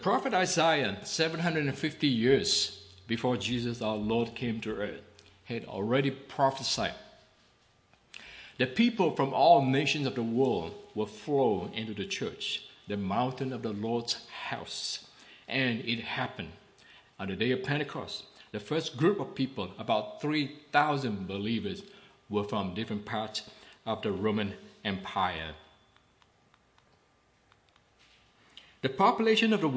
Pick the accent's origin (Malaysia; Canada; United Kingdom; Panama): Malaysia; Klang, Selangor; This is the country of Malaysia, where Sister Pui Fan and I come from